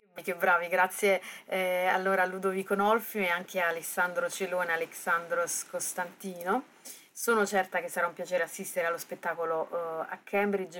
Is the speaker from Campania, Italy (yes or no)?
yes; Naples, Campania, Italy; sono napoletana